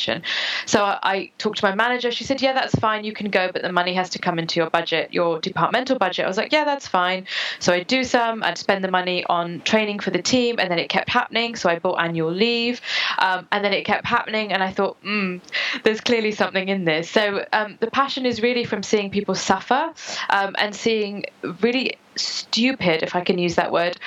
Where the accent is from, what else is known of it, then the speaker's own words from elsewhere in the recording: United Kingdom; also born or lived in United States; I was born in the States, and then I moved here